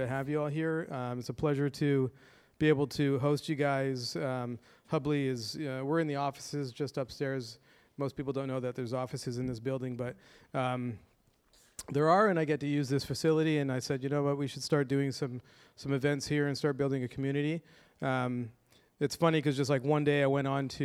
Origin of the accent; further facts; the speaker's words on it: Toronto, Ontario, Canada; my hometown of Toronto, Canada